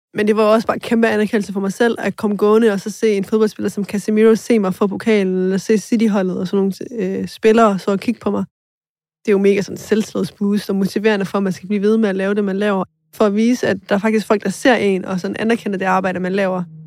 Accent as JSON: {"language": "Danish", "town": "Aarhus", "region": "Central Denmark Region", "country": "Denmark", "tie": "born or raised there", "said": "Og jeg voksede op i Skovgårdsparken, som er et boligområde meget til på Gellerupparken"}